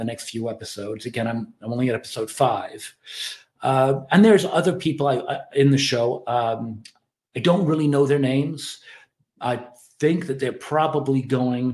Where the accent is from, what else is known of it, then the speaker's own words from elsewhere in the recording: Ireland; I'm Irish